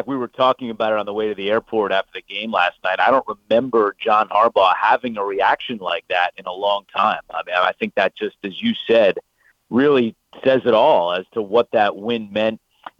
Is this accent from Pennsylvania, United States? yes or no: no; New Jersey, United States; I'm an Italian from New Jersey